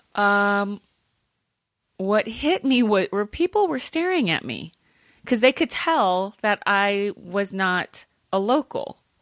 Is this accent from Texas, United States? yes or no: no; California, United States; also born or lived in Manila, Philippines; I grew up in California